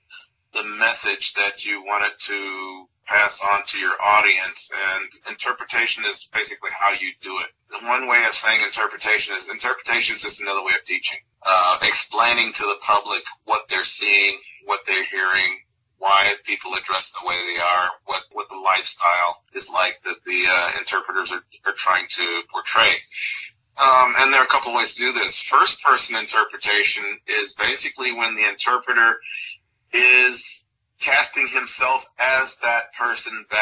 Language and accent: English; Chicago, Illinois, United States; moved away; I grew up in Chicago